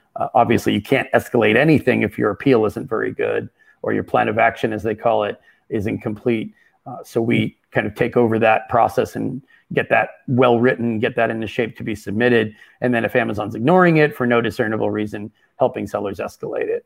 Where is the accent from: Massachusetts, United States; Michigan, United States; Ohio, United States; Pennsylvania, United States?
Massachusetts, United States; Boston; moved away as an adult; also born or lived in Berkeley, California / Seattle / Brooklyn, New York; I'm originally from the Boston area, and that's where I currently reside